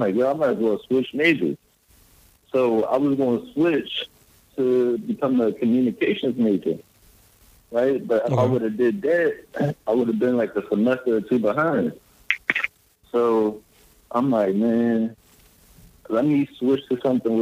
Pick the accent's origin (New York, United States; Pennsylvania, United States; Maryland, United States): Pennsylvania, United States; Philadelphia; moved away as an adult; I grew up in West Philly